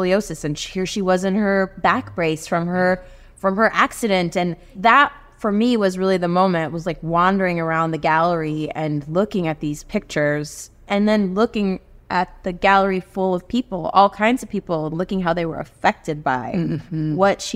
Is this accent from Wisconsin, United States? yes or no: no; Houston, Texas, United States; also born or lived in Colombia; I grew up in Texas